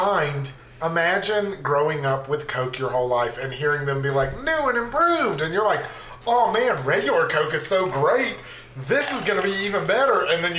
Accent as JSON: {"language": "English", "region": "Georgia", "country": "United States", "tie": "born or raised there", "said": "I was born in Georgia, raised in Georgia."}